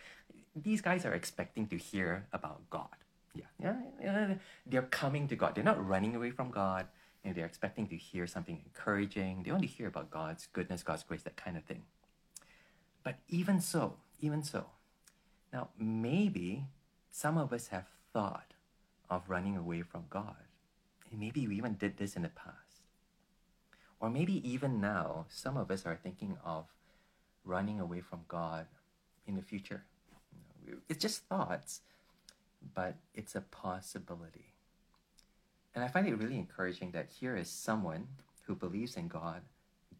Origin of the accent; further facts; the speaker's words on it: Malaysia; I come from Malaysia, where most of my friends are not Christians, they're Muslims